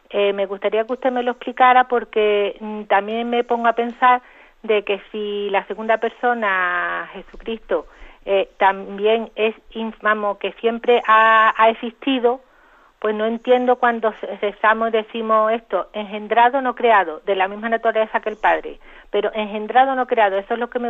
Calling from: Jerez, Andalusia, Spain; de Jerez.

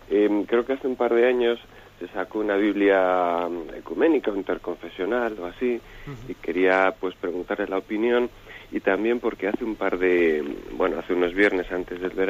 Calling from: Palencia, Castile and León, Spain

